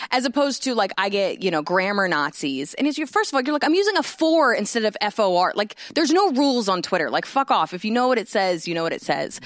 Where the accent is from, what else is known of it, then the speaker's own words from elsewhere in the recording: New Jersey, United States; moved away; I grew up in Jersey where the only thing we had was malls